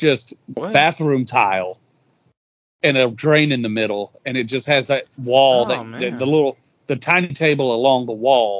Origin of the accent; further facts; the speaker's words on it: Madison, United States; We're all Rambo kids. We grew up in Madison.